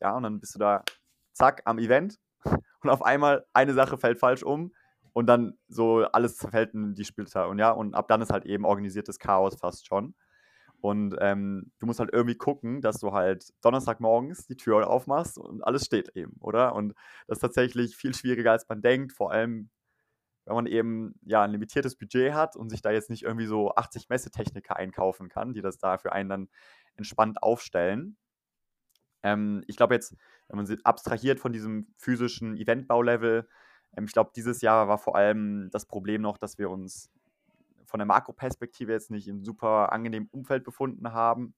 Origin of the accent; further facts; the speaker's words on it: near Düsseldorf, North Rhine-Westphalia, Germany; moved away as an adult; now in Switzerland; komme eigentlich auch gar nicht aus der Schweiz, sondern bin aus dem Rheinland, ähm, aus der Nähe von Düsseldorf